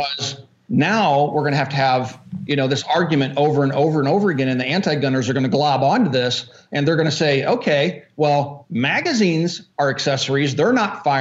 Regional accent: Kansas, United States; when I grew up in Kansas

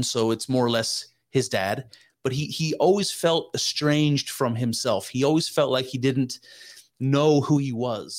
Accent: United States; as an American, we don't have any connection to our ethnicity. So my family is from Germany and Switzerland

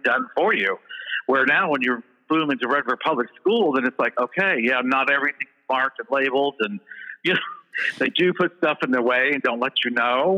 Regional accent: Edinburgh, Indiana, United States; Indiana, a little town called Edinburgh, Indiana.

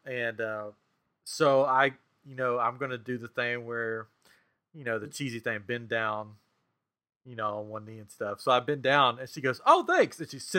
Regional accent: Tennessee, United States; Yeah, I remember you know, we grew up in Tennessee

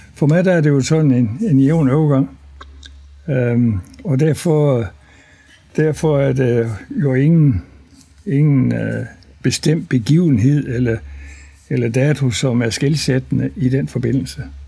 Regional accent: near Løgstør, North Jutland, North Denmark Region, Denmark; also born or lived in Faroe Islands; Jeg er født på Færøerne, fordi mine forældre de var præstefolk på Suderø fra 1937 til 1946. Så de første fem og halv år af min opvækst, den var på Færøerne. Og så efter krigen øh, kom vi så til Danmark. Og før fik embedet heroppe i Næsborg Kornum, øst for Løstør. Og øh, så altså, tror de fleste uden barnesko i en præstegård på landet

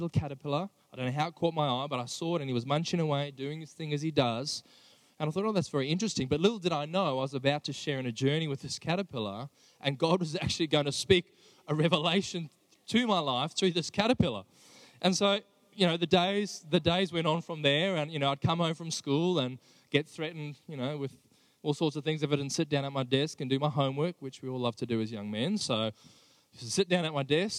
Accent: Johannesburg, Gauteng, South Africa; also born or lived in Sydney, Australia; now in Australia; I grew up in South Africa. I was born and raised in Johannesburg.

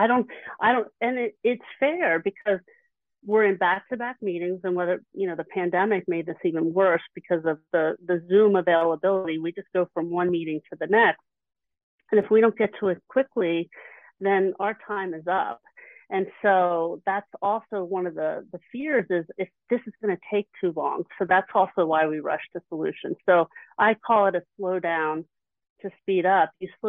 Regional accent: Philadelphia, Pennsylvania, United States; But it just so happens, I'm from the Philly area.

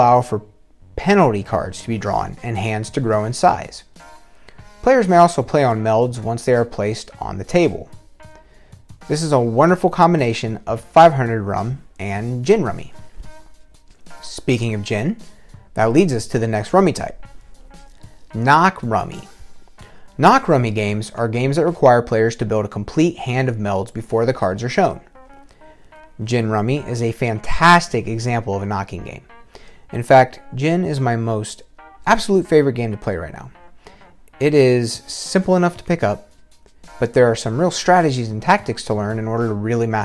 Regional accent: Ohio, United States; growing up in Ohio

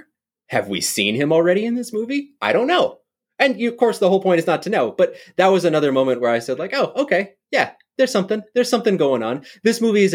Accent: Wyoming, United States; I'm from Wyoming

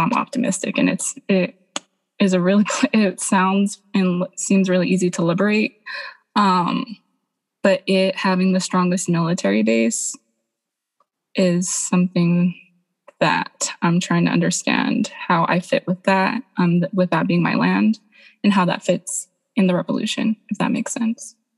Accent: Guam; I am from Lagoa Sangani, um, but it's known as Guam

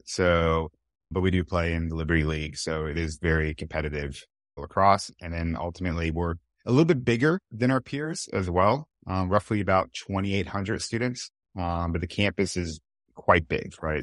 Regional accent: California, United States; moved away; I'm originally from California

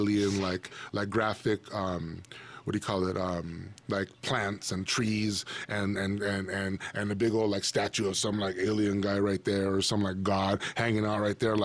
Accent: Pico Rivera, California, United States; Southern California, you know, growing up in the San Gabriel Valley, you know what I mean? Like, all that stuff, Pico Rivera

